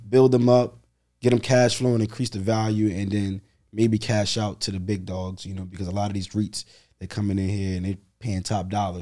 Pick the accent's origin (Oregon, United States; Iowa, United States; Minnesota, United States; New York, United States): New York, United States; New York City; Born and raised in Brooklyn